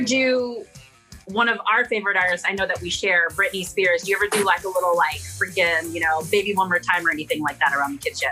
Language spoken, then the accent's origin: English; San Francisco, California, United States; now in Las Vegas, United States; I'm from San Francisco